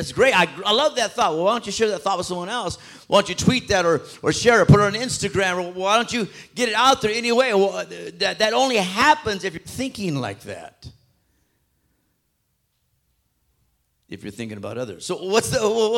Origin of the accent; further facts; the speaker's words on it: Phoenix, Arizona, United States; I grew up right there in South Phoenix